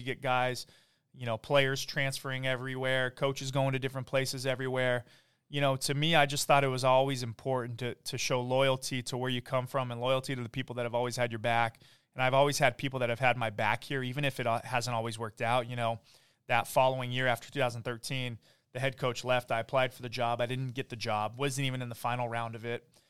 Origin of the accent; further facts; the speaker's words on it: Oak Park, California, United States; also born or lived in Woodland Hills / San Diego; I grew up in Woodland Hills and, uh, kinda just back and forth Oak Park, the valley. So Um, I am from Oak Park